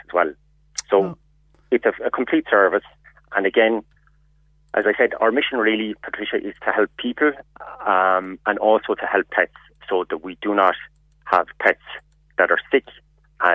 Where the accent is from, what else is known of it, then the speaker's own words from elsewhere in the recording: Kerry, Munster, Ireland; now in Dublin, Ireland; We are based in Dublin. I'm initially from Kerry myself